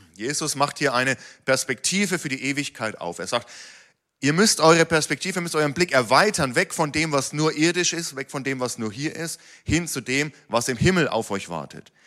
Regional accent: Germany; als Deutsche

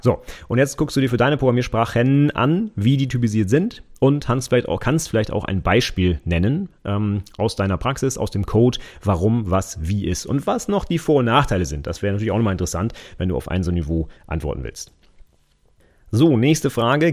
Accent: Vechta, Lower Saxony, Germany; in meinem Heimatort

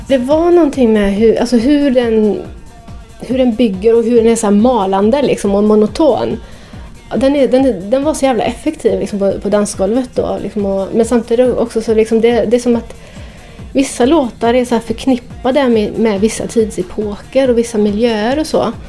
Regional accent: Partille, Västra Götaland, Sweden; moved away as an adult; also born or lived in Amsterdam; gick ut då på klubbarna i Göteborg där jag växte upp. Jag kommer från Björnamen i Partille utanför Göteborg

